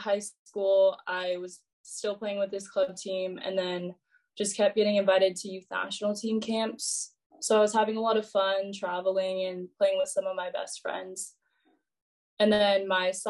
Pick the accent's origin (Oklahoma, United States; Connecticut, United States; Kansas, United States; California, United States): California, United States; Roseville; I'm from Roseville, California, which is a city right by Sacramento.